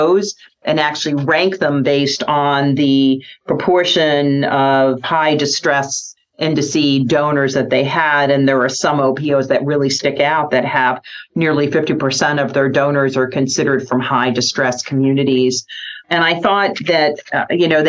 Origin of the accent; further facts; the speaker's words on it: Nebraska, United States; also born or lived in Birmingham, Alabama; my home state here of Nebraska